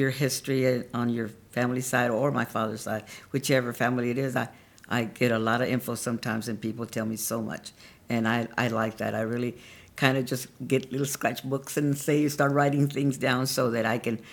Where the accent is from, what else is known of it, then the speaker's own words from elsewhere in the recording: San Marcos, Texas, United States; also born or lived in Colorado; I was raised here in San Marcos, but I was born in Colorado, but we moved down, and I've been here ever since.